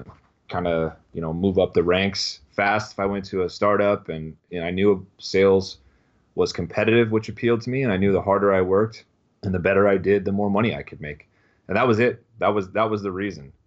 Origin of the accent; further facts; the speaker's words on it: Chico, California, United States; moved away as an adult; also born or lived in San Francisco Bay Area, California; now in Austin, United States; went home to my hometown, Chico, California